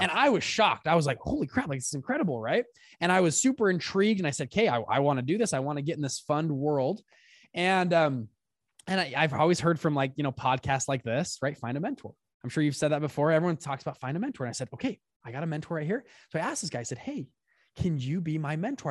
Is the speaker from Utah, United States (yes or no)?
yes; South Salt Lake, Utah, United States; I grew up in Utah, South Salt Lake